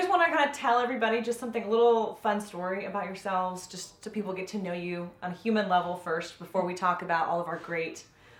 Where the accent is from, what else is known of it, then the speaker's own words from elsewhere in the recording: Orange County, California, United States; I was born and raised in Orange County, went to Mater Dei